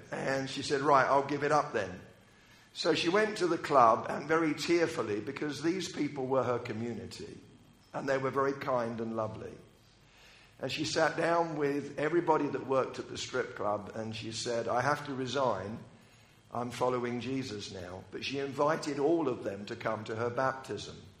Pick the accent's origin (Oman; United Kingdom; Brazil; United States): United Kingdom; I'm British